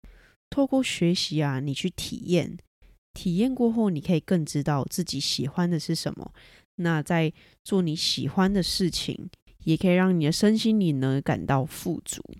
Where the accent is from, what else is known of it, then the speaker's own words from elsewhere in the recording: Taiwan; 英文非常台湾国语，然后英文能力相当差的一位台湾学生